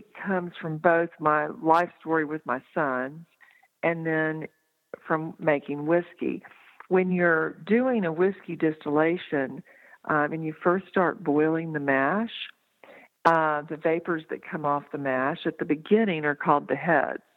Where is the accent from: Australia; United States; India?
United States; Texas; now in Asheville, United States; I grew up in Texas.